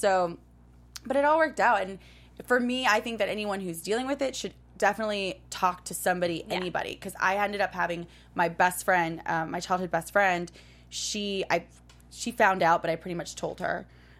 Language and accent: English; New York City, New York, United States; now in Los Angeles, United States; starting from middle school up until basically when I moved to LA from New York City.